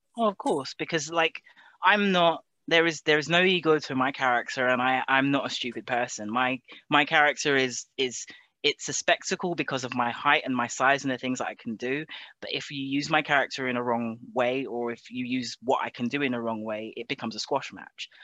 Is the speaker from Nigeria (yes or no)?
no; England, United Kingdom; moved away as an adult; also born or lived in Japan; now in Scotland, United Kingdom; I was born in Britain, but I was raised in Japan